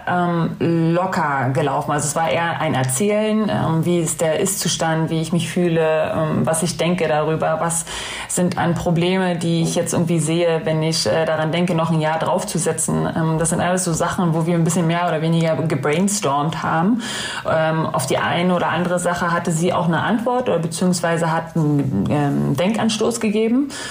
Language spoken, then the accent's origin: German; Berlin, Germany; moved away as an adult; now in Hamburg, Germany; Ich bin halt in Köpenick groß geworden